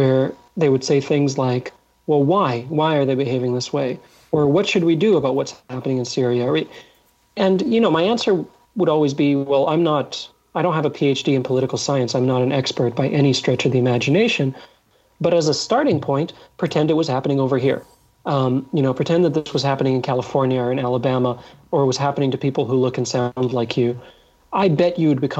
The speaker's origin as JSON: {"language": "English", "country": "Egypt", "tie": "born or raised there", "said": "I was born in Egypt"}